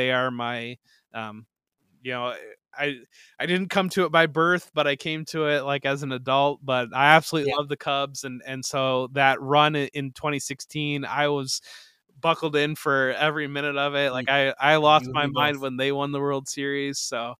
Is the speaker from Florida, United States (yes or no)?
no; Toledo, Ohio, United States; So I grew up in Northwest Ohio. So I grew up in Toledo area, and I grew up in the basically the Ohio Michigan strip.